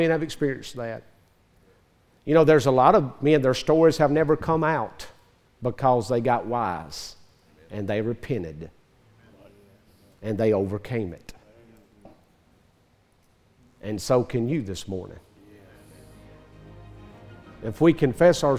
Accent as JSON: {"language": "English", "region": "Northeast Mississippi", "country": "United States", "tie": "born or raised there", "said": "I was raised in Northeast Mississippi, very close to Memphis."}